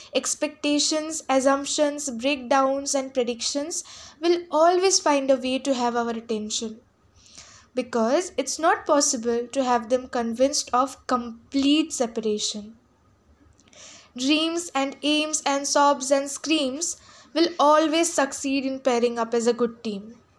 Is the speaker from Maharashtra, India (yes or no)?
no; Jalpaiguri, West Bengal, India; from Jalpaiguri, West Bengal. Recently, I'm in class twelve, Saint Paul's School.